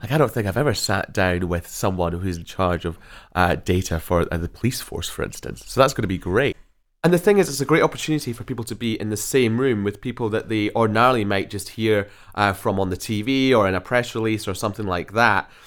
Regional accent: Scotland, United Kingdom; firmly back in Scotland from where I hail.

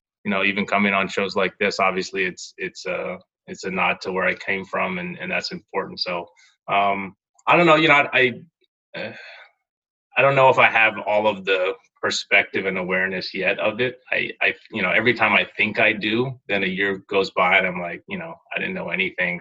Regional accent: Kailua, Hawaii, United States; moved away; I grew up in Kailua, I took it back to the Kailua Rec Center where, you know, grew up playing basketball

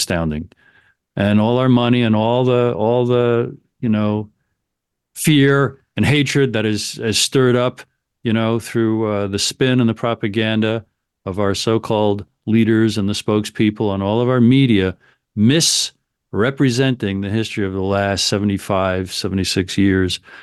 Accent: United States; I'm an American

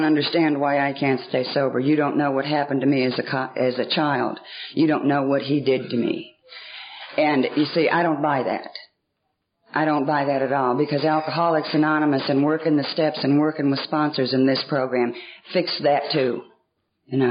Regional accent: Atlanta, Georgia, United States; I was raised in Atlanta, the bulk of my life in Atlanta, Georgia. And I was raised on the north side of Atlanta

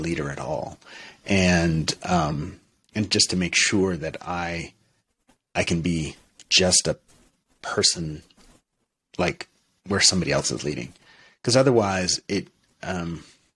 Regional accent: Portsmouth, New Hampshire, United States; moved away as an adult; also born or lived in Europe / Montreal; I was raised Unitarian Universalist in Portsmouth, New Hampshire

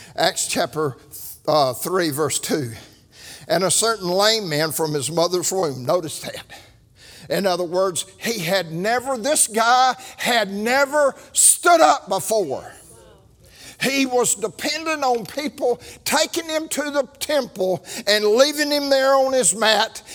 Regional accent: Birmingham, Alabama, United States; I am from Birmingham

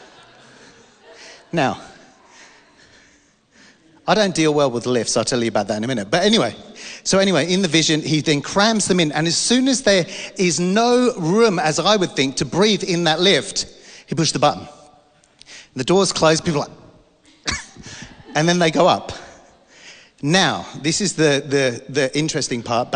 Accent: London, United Kingdom; I'm from London

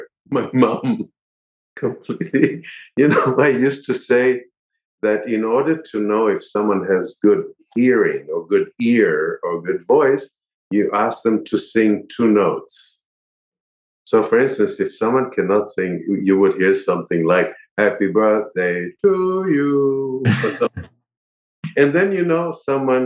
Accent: Israel; moved away as an adult; also born or lived in New York; I grew up in Israel

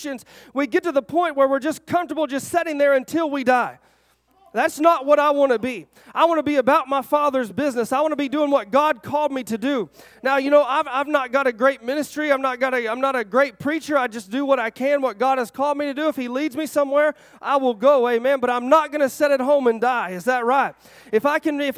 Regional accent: Arkansas, United States; I'm from Arkansas.

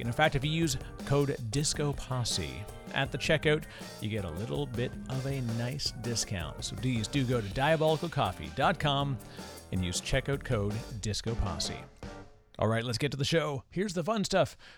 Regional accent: Canada; now in New Jersey, United States; Canadian by birth

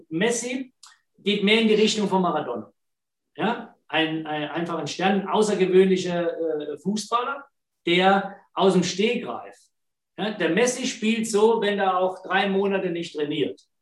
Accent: Germany; born there; ich bin zwar in Deutschland geboren, aber meine Familie, meine Eltern, meine Brüder sind alle in Neapel geboren. Und ich komme von da.

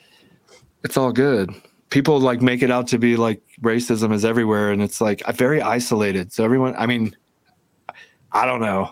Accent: Georgia, United States; I grew up in Georgia.

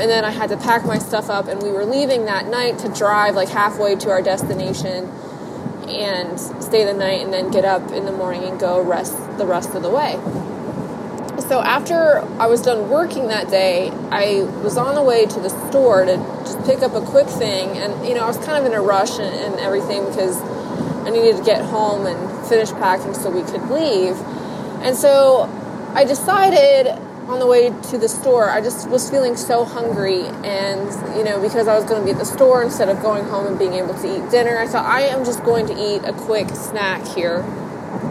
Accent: Ohio, United States; I'm from Ohio

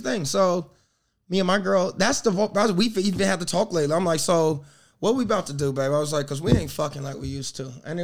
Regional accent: South Carolina, United States; moved away as an adult; also born or lived in Ohio; now in New York City, United States; I'm from South Carolina.

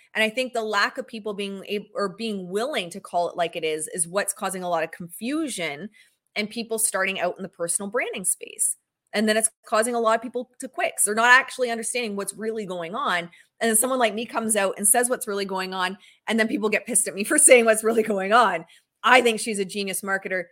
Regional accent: Canada; I'm Canadian

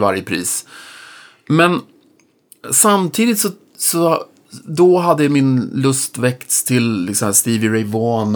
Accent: Norrköping, Östergötland, Sweden; i Norrköping, där jag kommer ifrån

